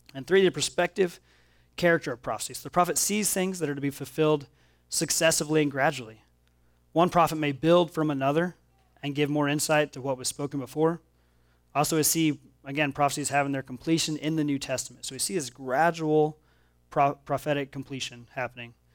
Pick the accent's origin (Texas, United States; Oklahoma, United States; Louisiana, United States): Oklahoma, United States; now in Missouri, United States; I grew up in Oklahoma, and I live here in Missouri